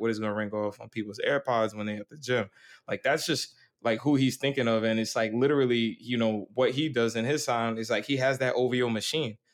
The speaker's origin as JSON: {"language": "English", "region": "New York", "country": "United States", "said": "I'm from New York"}